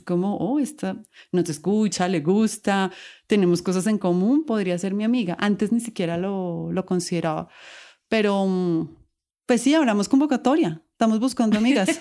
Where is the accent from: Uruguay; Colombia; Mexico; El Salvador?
Colombia; accent: Colombian